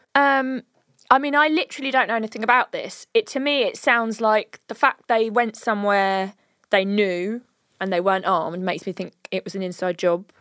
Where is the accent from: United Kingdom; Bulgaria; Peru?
United Kingdom; We are very British.